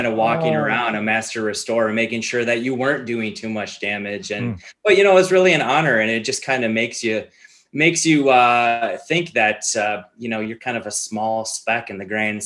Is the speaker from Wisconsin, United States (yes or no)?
yes; Milwaukee, Wisconsin, United States; I've grown up in Wisconsin. I live in Wisconsin here all throughout my entire life. I had a quick stop off in Italy while I was studying in college. But, you know, growing up in Milwaukee